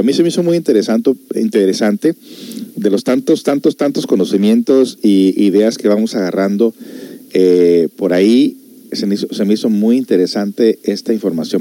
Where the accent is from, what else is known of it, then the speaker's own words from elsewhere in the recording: United States; yo me crecí aquí en Estados Unidos